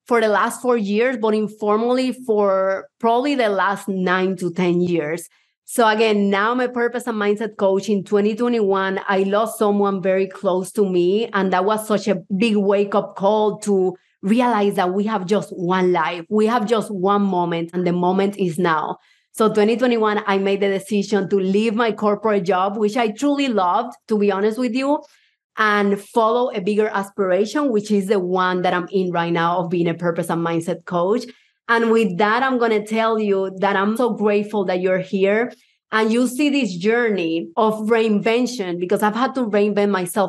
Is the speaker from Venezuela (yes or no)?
no; Puerto Rico; accent: Puerto Rican; English is a second language; also born or lived in Havana, Cuba; now in United States; I was born in Havana, Cuba, even though I would be lying if I say my accent is Cuban, because my accent is Puerto Rican. I lived 12 years in Puerto Rico.